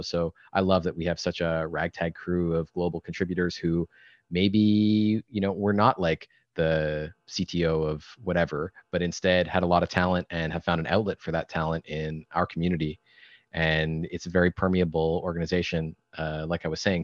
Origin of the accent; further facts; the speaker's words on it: Canada; I'm Canadian